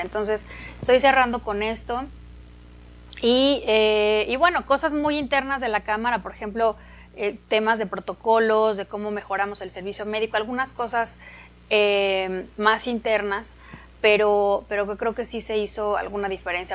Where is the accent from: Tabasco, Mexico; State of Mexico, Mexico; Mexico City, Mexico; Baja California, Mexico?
State of Mexico, Mexico; Atizapán de Zaragoza; Yo soy del Estado de México, de Atizapán